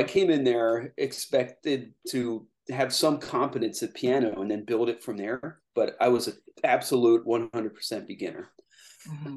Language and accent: English; Lancaster, Pennsylvania, United States; also born or lived in Lititz, Pennsylvania; I was born here and I grew up in Lancaster